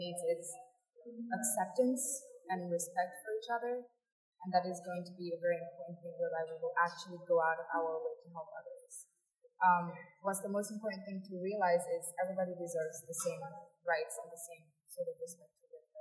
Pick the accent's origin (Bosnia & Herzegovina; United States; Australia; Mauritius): Mauritius; I come from Mauritius